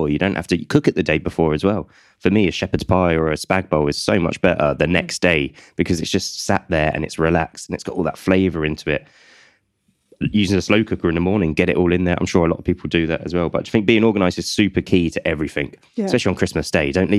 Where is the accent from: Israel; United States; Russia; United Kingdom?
United Kingdom; as a British public, me included